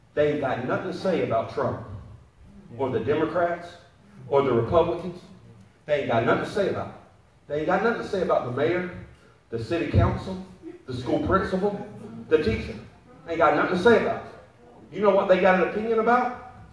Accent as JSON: {"language": "English", "town": "Perry", "region": "Georgia", "country": "United States", "tie": "born or raised there", "moved": "yes", "said": "I was born in Perry, Georgia, which is like Maysville, Jacksonville"}